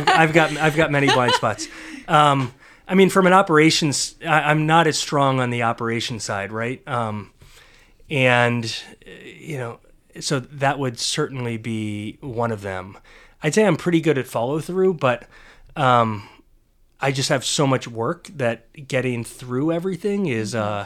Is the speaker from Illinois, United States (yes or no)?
no; Cincinnati, Ohio, United States; I was born in Cincinnati